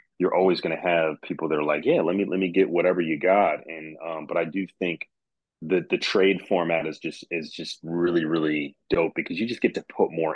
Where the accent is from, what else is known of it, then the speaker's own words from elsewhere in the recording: Midwest, Michigan, United States; I'm from the Midwest